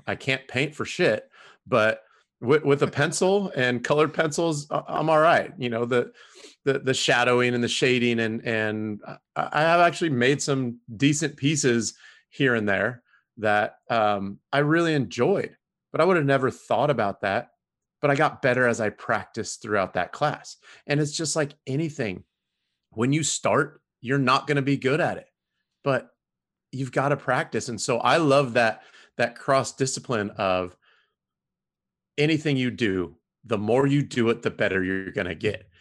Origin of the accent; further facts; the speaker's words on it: Southern California, United States; moved away as an adult; now in Houston, United States; I grew up in Southern California in the nineties